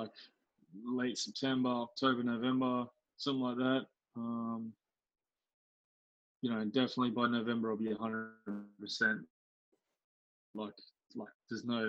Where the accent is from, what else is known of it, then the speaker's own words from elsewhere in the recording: Australia; as an Aussie